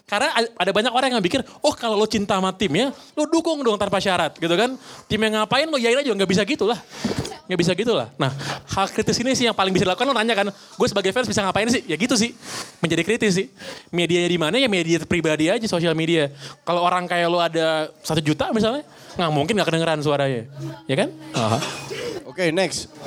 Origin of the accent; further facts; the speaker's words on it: Sumedang, West Java, Indonesia; Uh, saya mahasiswa Unpar, tapi asli dari Sumedang.